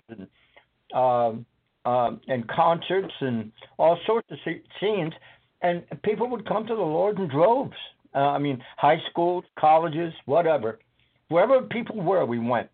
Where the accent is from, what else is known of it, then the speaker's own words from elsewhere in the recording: Scotland, United Kingdom; now in United States; I was born and raised in Scotland.